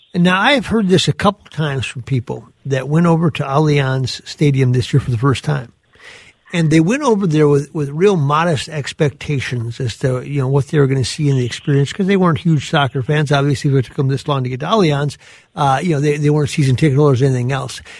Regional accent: southern Minnesota, United States; those of us that grew up uh, in that area

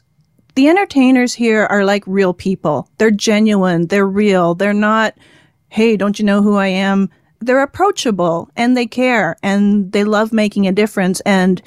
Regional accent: Canada; now in Las Vegas, United States; So, you know, I'm a Canadian living in Las Vegas.

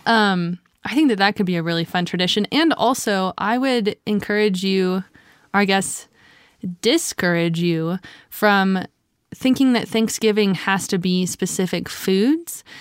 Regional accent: Louisiana, United States; my family's also from the South. We're from Louisiana

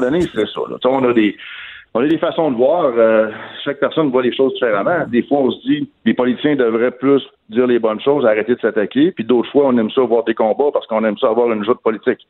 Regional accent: Quebec, Canada; chez nous, au Québec

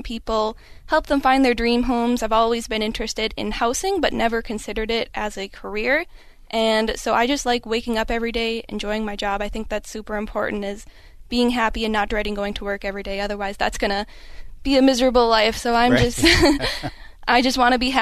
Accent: Escanaba, Michigan, United States; moved away as an adult; also born or lived in Chicago, Illinois; now in Twin Cities, Minnesota, United States; I'm from Michigan. I'm from the Upper Peninsula, little town called Escanaba. Just moved to the Twin Cities

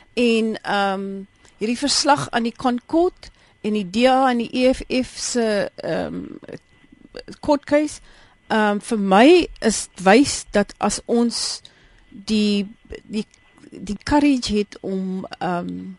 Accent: South Africa

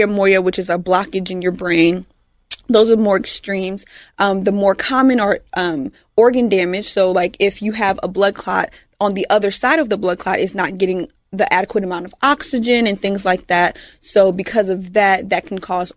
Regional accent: Georgia, United States; now in Houston, United States; I was born in Georgia.

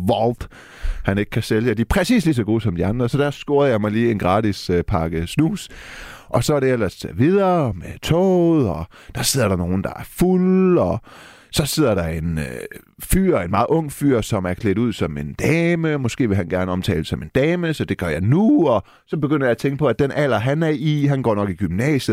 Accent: Denmark; Jeg er jo født og opvokset i Danmark

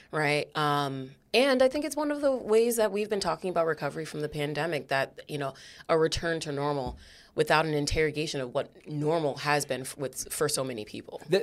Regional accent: New Haven, Connecticut, United States; I am a black woman who was uh, raised, born, raised, and stayed in New Haven

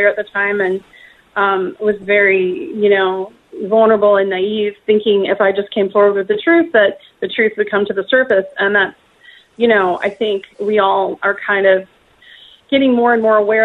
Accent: Wisconsin, United States; I grew up in Wisconsin on a farm

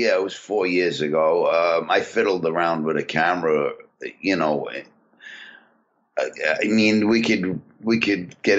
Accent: New York City, New York, United States; also born or lived in Staten Island, New York; Well, I was born and raised in Brooklyn, so I'm familiar with the streets of Brooklyn much more.

